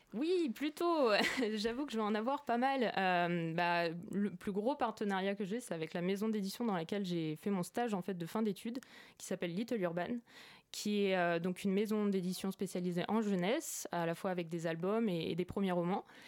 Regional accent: Orsay, Île-de-France, France; je viens de d'Orsay, dans le 91 à la base

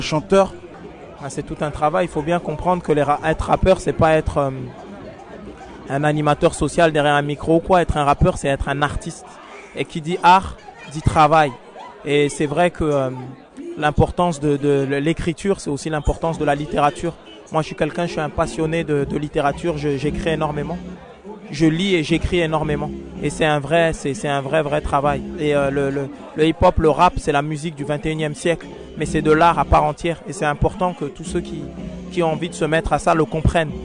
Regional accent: Strasbourg, Grand Est, France; on est de Strasbourg

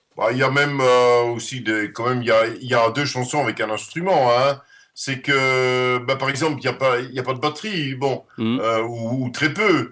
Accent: Netherlands; first language Dutch; French is a second language; moved away; also born or lived in Brussels / Paris; je suis néerlandais et néerlandophone

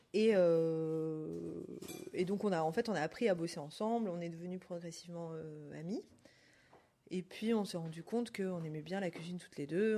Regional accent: Auvergne-Rhône-Alpes, France; also born or lived in Côte d'Ivoire / Panama; now in Paris, France; J'ai grandi en Auvergne

